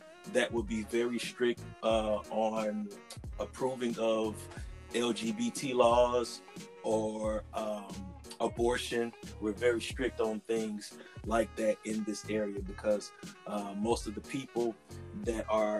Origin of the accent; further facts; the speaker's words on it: Pascagoula, Mississippi, United States; also born or lived in Moss Point, Mississippi; I was born in Pascagoula, Mississippi. And I live actually in Moss Point, Mississippi